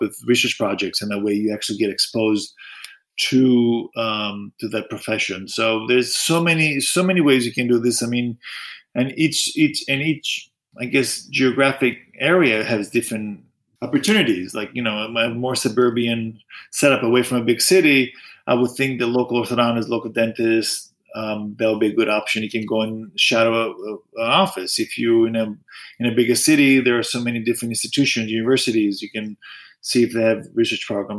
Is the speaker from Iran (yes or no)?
no; Greece; moved away; also born or lived in United States; I was born in the States, but I grew up in Greece.